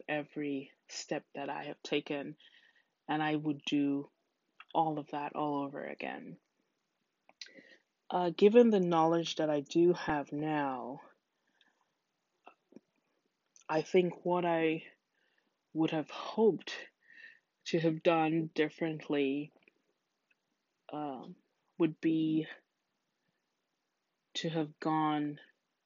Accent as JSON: {"language": "English", "country": "Trinidad & Tobago", "moved": "as an adult", "lives_now": "United States", "said": "my home country of Trinidad"}